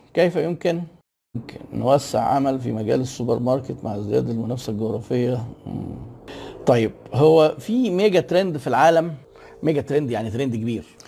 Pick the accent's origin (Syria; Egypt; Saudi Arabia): Egypt; عندنا في مصر